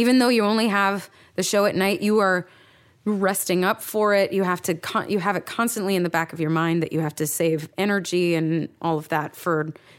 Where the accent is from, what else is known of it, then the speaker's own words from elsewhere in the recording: New York, United States; now in Los Angeles, United States; I'm a New Yorker and I hate LA because I'm a New Yorker and that's what we do and stuff.